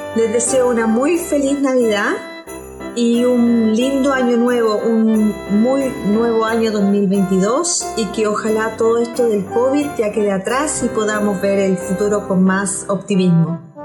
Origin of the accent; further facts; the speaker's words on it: Chile; yo soy de Chile